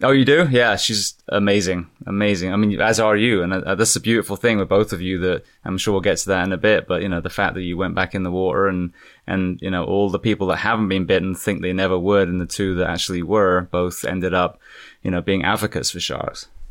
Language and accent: English; England, United Kingdom; moved away; being English